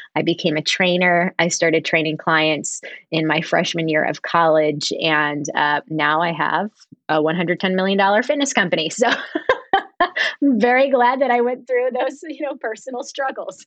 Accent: Harrisburg, Pennsylvania, United States; also born or lived in Smithtown, Long Island, New York; I was born in Smithtown, but my family moved to Harrisburg, Pennsylvania when I was in school

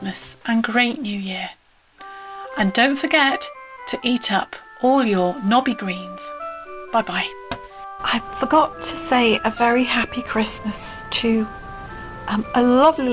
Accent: Nottingham, East Midlands, United Kingdom; my hometown of Nottingham

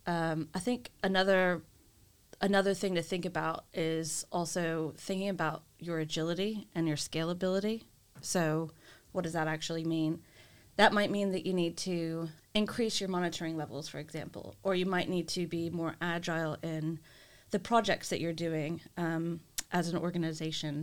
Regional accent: United States; being the American that I am

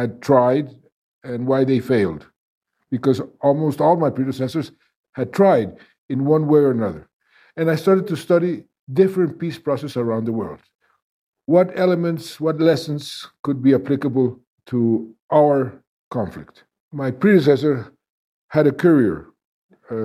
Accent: Colombia; I'm from Colombia.

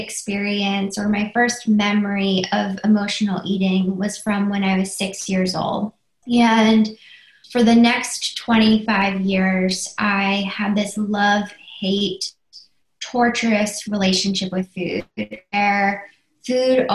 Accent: Philadelphia, Pennsylvania, United States; I'm from Philadelphia

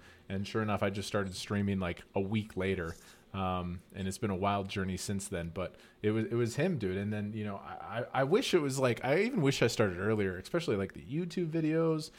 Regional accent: northern Alberta, Canada; I was born in Northern Canada. It's just like a low income family.

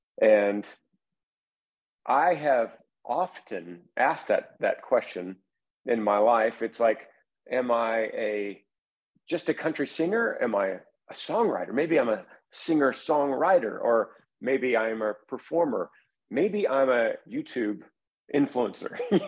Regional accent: Texas, United States; I played high school football in Texas, which is the thing to do. That's what we do as Texan

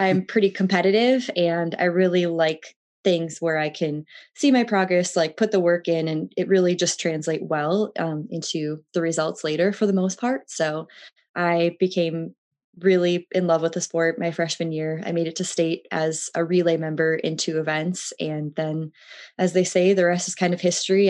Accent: Twin Cities, Minnesota, United States; I grew up in the Twin Cities of Minnesota, just south of Minneapolis and St. Paul

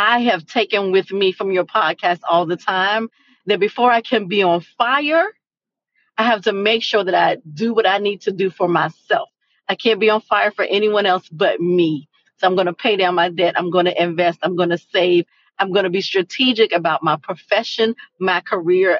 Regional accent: Virginia, United States; now in Florida, United States; I am here in Florida, even though I'm from Virginia

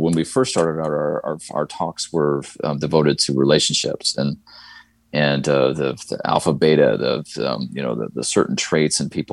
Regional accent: Midwest, United States; moved away as an adult; now in the South, United States; I grew up in the Midwest and I'm in the South now.

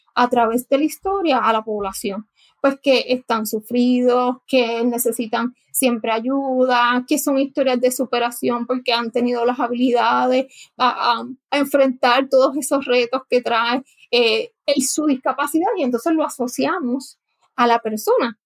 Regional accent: Guayama, Puerto Rico; yo nací en Guayama, Puerto Rico, así que como dicen, soy bruja de nacimiento. Me crié en, el área sur de Puerto Rico

